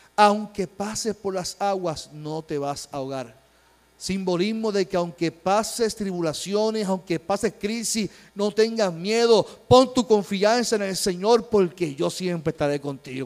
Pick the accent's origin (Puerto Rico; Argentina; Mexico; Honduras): Puerto Rico; como pueblo puertorriqueño